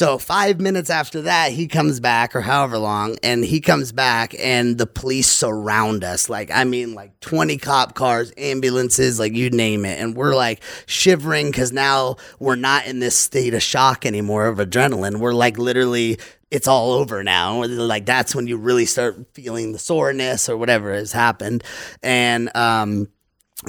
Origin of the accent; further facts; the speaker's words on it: Louisiana, United States; I'm from Louisiana, so I grew up in the South